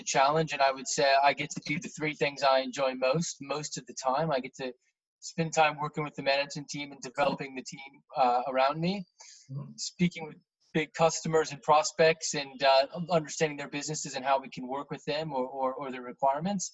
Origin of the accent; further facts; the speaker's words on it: Indianapolis, Indiana, United States; moved away as an adult; also born or lived in New York City; now in United Kingdom; I grew up in Indiana, sort of middle America, the Midwest, yeah. About 3 hours south of Chicago. That was the biggest city near where I grew up. And the city I grew up in was about 1 million people, but very spread out. So it wouldn't feel like a 1 million person city if you went to visit it, in a place called Indianapolis.